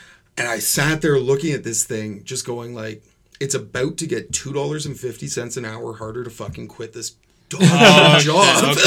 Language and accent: English; Courtice, Ontario, Canada; I grew up in Curtis. So just outside